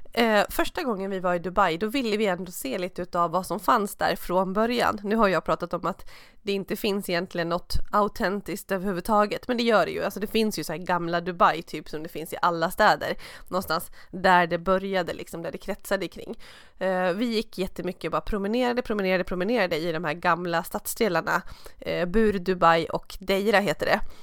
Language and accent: Swedish; Stockholm, Stockholm County, Sweden; skidåkande stockholmare